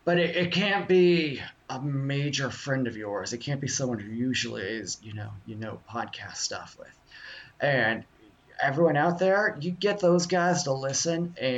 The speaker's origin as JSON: {"language": "English", "region": "Florida", "country": "United States", "tie": "born or raised there", "said": "we're just a couple small-town Florida guys. We grew up down there in the Keys, just sifting our toes through conch shells and sand every night"}